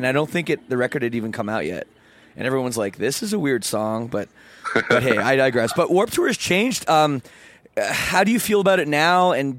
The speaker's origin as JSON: {"language": "English", "town": "Toronto", "region": "Ontario", "country": "Canada", "said": "I'm from Toronto"}